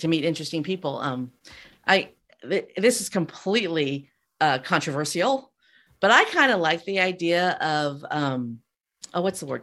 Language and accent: English; Castroville, California, United States; moved away; I grew up in Castroville, which is the artichoke capital of the world